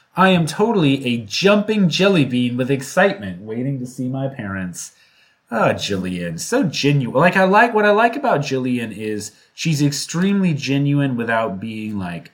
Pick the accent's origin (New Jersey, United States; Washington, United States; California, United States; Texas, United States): Washington, United States; Seattle; accent: Seattle; moved away; my Seattle accent is just out of control whenever I go back home